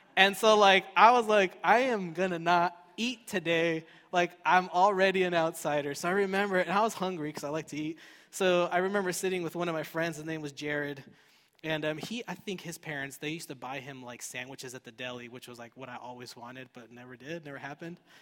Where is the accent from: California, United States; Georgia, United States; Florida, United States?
California, United States; Fullerton; I grew up in Fullerton